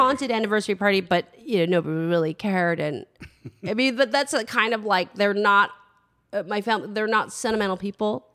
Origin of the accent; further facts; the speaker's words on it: San Francisco, California, United States; I grew up in San Francisco